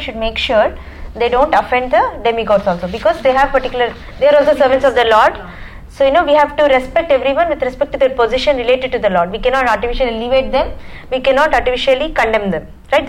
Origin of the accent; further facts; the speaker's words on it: India; English is a second language; moved away; So, when I came from India, that's a... time, you know, usually parents take you to pilgrimage places and things like that.